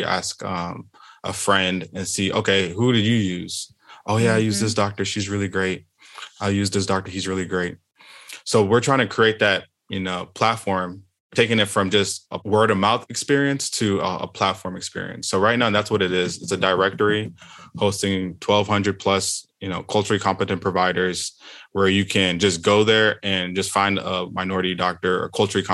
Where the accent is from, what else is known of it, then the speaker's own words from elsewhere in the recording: Houston, Texas, United States; I am from Houston, Texas